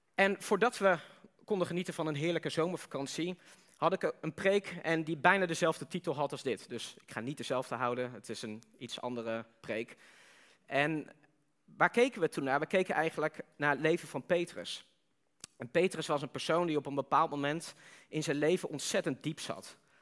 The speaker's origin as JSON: {"language": "Dutch", "country": "Netherlands"}